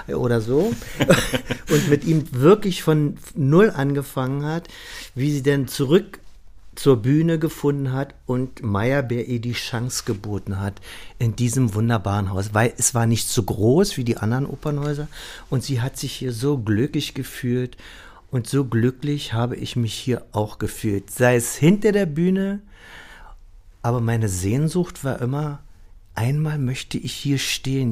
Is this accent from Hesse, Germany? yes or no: no; Berlin, Germany; moved away; also born or lived in Vienna; Ich als Berliner